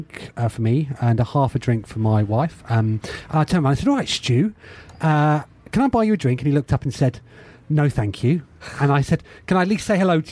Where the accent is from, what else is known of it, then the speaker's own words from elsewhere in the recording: Hitchin, East of England, United Kingdom; my hometown of Hitchin